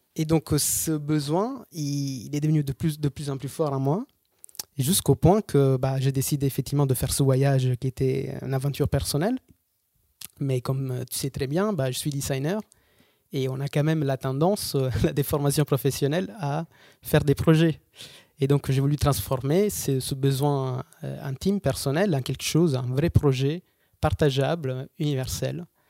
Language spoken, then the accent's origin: French; Episcopia, Basilicata, Italy; French is a second language; moved away; je suis italien. Je suis né à Basilicata, qui est une petite région euh, l'Italie du Sud